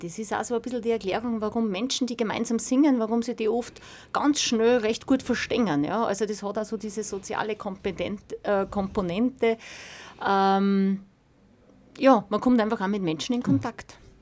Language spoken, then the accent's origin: German; Weizenkirchen, Upper Austria, Austria; bin aus Weizenkirchen